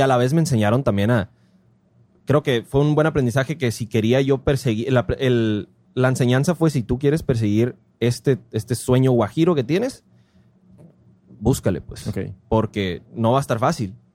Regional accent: Ciudad Obregón, Sonora, Mexico; soy de Obregón

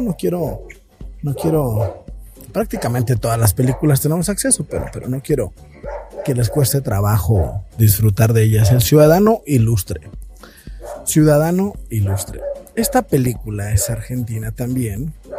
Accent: Mexico; como mexicanos

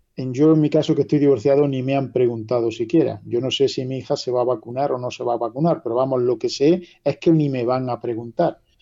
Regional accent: La Carolina, Andalusia, Spain

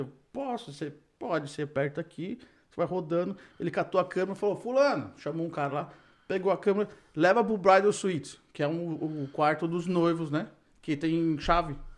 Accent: Brazil; moved away; eu sou brasileiro também

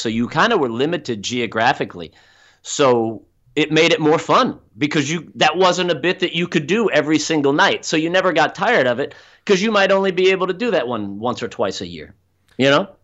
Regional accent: South Florida, United States; also born or lived in Orlando, Florida; I grew up down in South Florida, which is in the southeastern

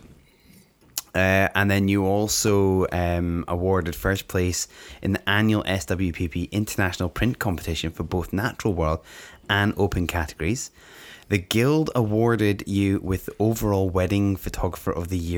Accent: Scotland, United Kingdom; I'm from Scotland.

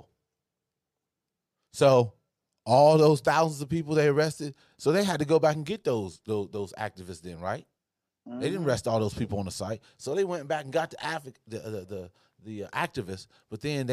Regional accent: Ohio, United States; I'm from Ohio

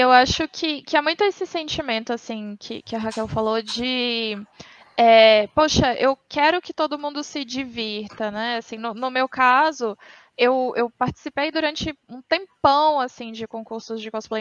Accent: Minas Gerais, Brazil; eu tenho 29 anos, eu também sou de Minas Gerais.

